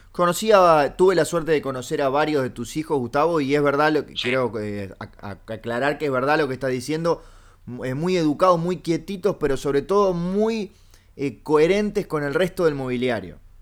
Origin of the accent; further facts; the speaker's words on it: Uruguay; soy uruguayo